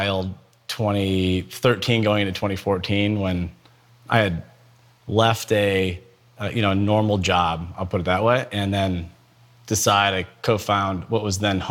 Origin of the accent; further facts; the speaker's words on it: Akron, Ohio, United States; I grew up in Akron, Ohio, in a great family